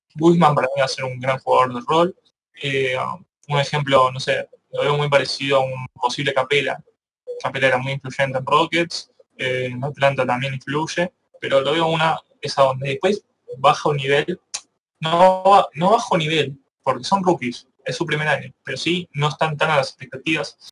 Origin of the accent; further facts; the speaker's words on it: Argentina; Nosotros somos argentinos